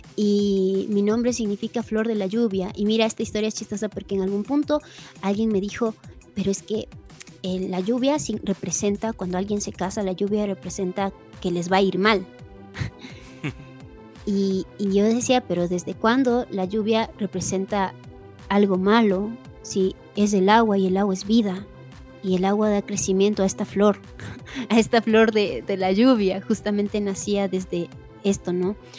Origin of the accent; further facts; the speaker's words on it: Cotacachi, Imbabura, Ecuador; cuando yo nací aquí en Cotacachi, yo soy de Cotacachi, eh, de, la provincia de Imbabura, la ciudad de Cotacachi, en Ecuador